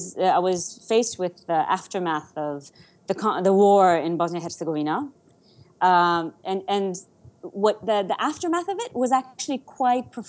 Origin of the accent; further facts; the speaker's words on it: Ouagadougou, Centre, Burkina Faso; first language Persian; English is a second language; I was born in Ouagadougou, my brother was born in Ouagadougou, we actually had a right to be Burkinabe.